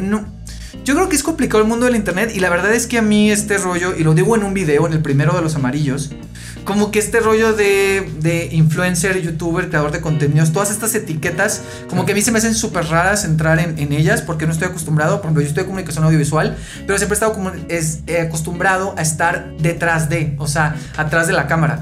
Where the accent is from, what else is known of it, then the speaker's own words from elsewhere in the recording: Mexicali, Baja California, Mexico; now in Mexico City, Mexico; yo soy de Mexicali, ¿no? Entonces en Mexicali no hay mucho teatro como tal. Sí hay una oferta en los últimos años y cuando yo era adolescente, eh, niño adolescente